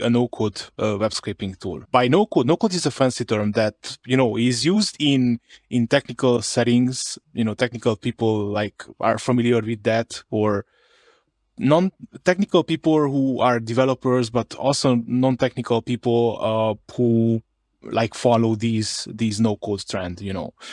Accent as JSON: {"language": "English", "region": "Harghita County", "country": "Romania", "first_language": "Hungarian", "second_language": "English", "said": "I'm from another county, uh, in Romania. It's, it's called Harghita"}